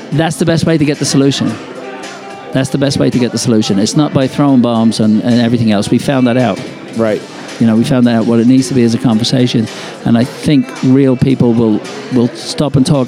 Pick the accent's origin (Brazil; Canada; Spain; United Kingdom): United Kingdom; England; now in United States; when I was growing up in England